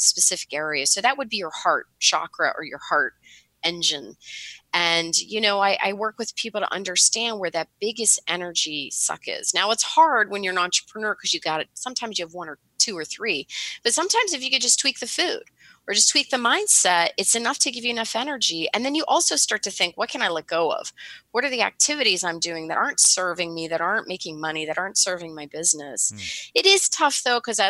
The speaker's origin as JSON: {"language": "English", "town": "Pittsburgh", "region": "Pennsylvania", "country": "United States", "moved": "yes", "lives_now": "Hoboken, United States", "said": "I'm in Hoboken, yeah, but I'm from Pittsburgh originally"}